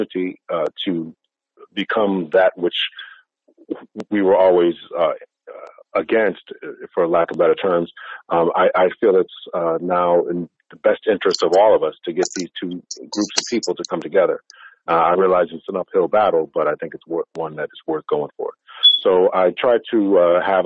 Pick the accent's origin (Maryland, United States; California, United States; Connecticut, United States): Connecticut, United States; Waterbury; also born or lived in Massachusetts; raised in the city of Connecticut, well, in the state of Connecticut, in the city of Waterbury